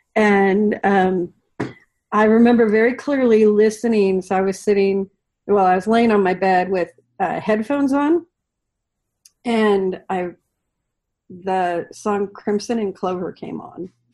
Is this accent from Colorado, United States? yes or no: no; the Oregon coast, United States; growing up on the Oregon coast, you literally had to like drive two hours to get anywhere